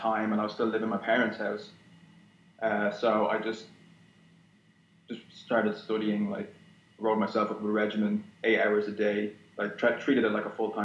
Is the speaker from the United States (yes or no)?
no; Ireland; also born or lived in Saudi Arabia / Philippines; I consider myself Irish because I grew up in Ireland